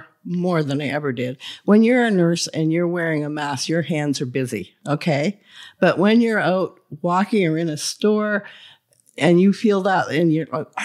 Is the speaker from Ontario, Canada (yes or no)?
no; Quebec, Canada; In the Gaspé Peninsula.